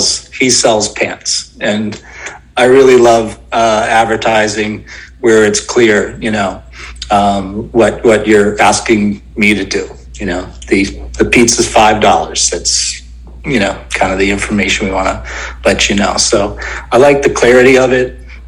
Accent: outside Boston, Massachusetts, United States; I grew up outside of Boston

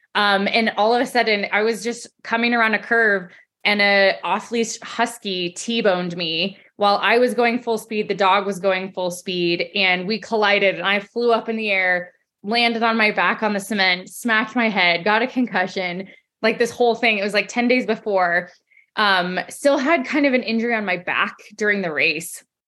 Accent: Colorado, United States; I'm from Colorado, born and raised

